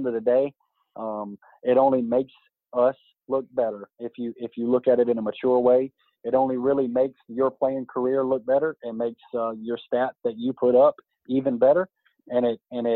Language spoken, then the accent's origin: English; Greenville, South Carolina, United States; I was in Greenville in my hometown